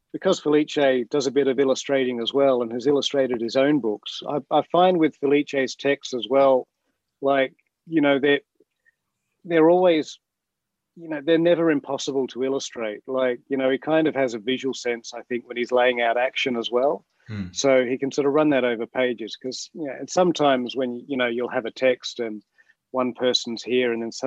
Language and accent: English; Adelaide, South Australia, Australia; moved away as an adult; now in Sydney, Australia; I grew up in Adelaide, so I'm an AFL head. So, and I moved to Sydney